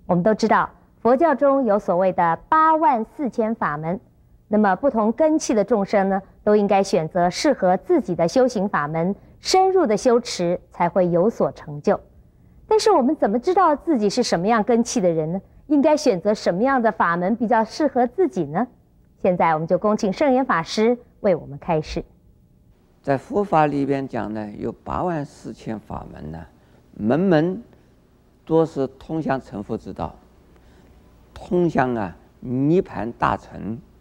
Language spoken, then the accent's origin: Chinese; Taiwan; 我们台湾人什么都喜欢吃